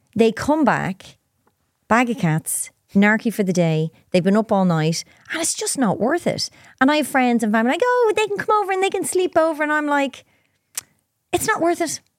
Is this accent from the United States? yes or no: no; Ireland; I'm Irish.